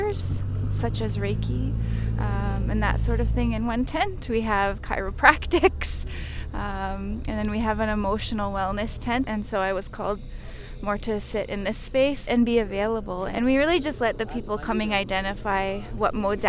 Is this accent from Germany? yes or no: no; Chippewas of the Thames First Nation, southwestern Ontario, Canada; I'm from Chippewas of the Thames First Nation in southwestern Ontario.